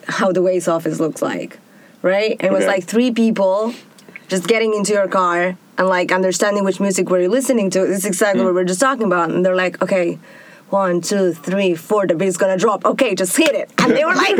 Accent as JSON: {"language": "English", "country": "Argentina", "tie": "born or raised there", "also_born_or_lived": "Tel Aviv, Israel", "moved": "as an adult", "lives_now": "Israel", "said": "I'm from Argentina, raised and born. I moved to Tel Aviv in 2011"}